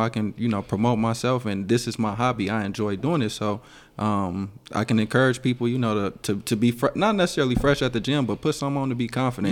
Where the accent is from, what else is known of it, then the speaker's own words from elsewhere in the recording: Gary, Indiana, United States; growing up in Gary, Indiana